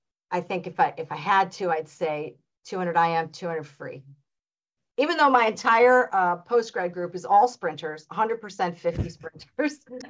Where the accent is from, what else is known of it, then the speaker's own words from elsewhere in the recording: New York metro Pennsylvania area, United States; now in Florida, United States; I grew up in like the New York metro Pennsylvania area